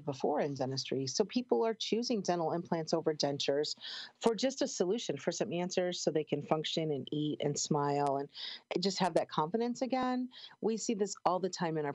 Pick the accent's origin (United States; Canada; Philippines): United States; Chicago, Illinois; moved away; I grew up in Chicago